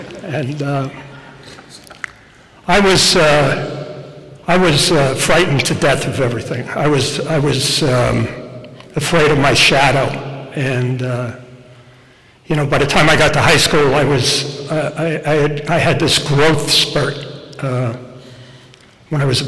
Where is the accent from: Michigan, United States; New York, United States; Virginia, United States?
New York, United States; Rockland County; I grew up in Rockland County